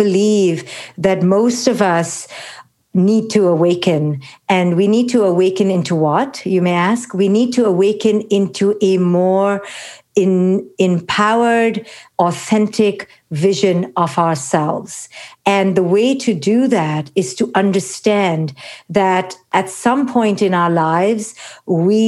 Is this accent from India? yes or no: yes; India; moved away; It began in India, where the patriarchy, as many people may already know, is quite oppressive. It's quite toxic, especially when I was growing up in the 70s.